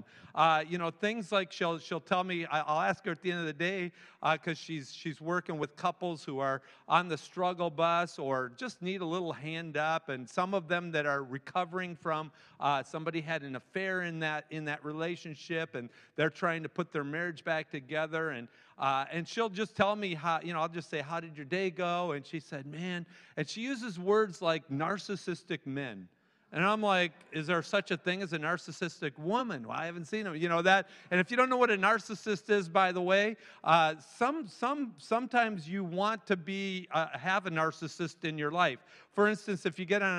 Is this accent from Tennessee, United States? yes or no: no; Manistee, Michigan, United States; Upper Michigan, where I'm from. I'm a Youper, eh? I am a Youper, eh? And I grew up in Manistee, Michigan